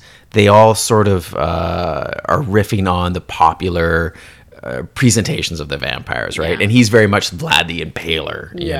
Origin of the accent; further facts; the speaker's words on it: Canada; for me growing up in Canada